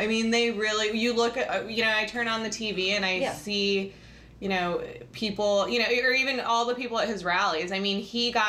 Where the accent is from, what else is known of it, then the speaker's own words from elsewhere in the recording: Michigan, United States; moved away; I grew up in Michigan. I'm probably the only one who, you know, from the, you know, more of the middle of the country.